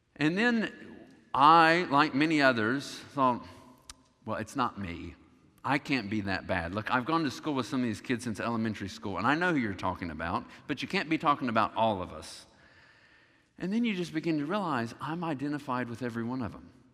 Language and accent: English; the South, United States; growing up in the South, you recognize that Christianity was the dominant religion